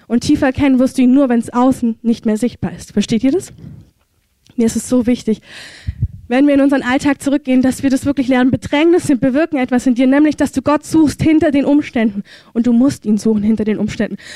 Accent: Germany; ich verurteile es nicht, ich bin ja selber eine Deutsche

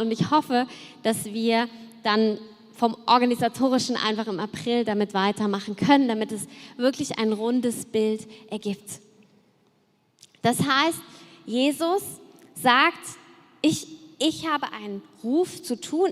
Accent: Cologne, North Rhine-Westphalia, Germany; ich komme ja aus Köln und da haben wir uns als Kinder natürlich auch verkleidet für den Karneval

